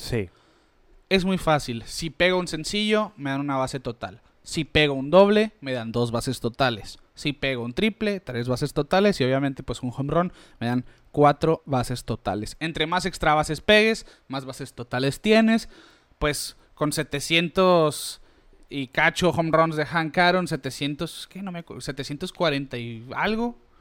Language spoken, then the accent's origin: Spanish; Mexico; nosotros como mexicanos